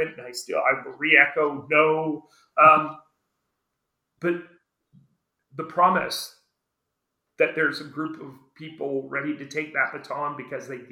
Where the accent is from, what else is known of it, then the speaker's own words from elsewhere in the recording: Brantford, Ontario, Canada; now in New Brunswick, Canada; I grew up near Brantford, where one of the last residential schools was still operating